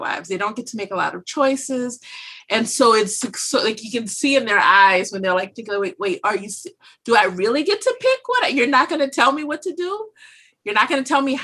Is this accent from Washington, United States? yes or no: no; Louisiana, United States; moved away as an adult; now in Pennsylvania, United States; I'm from Louisiana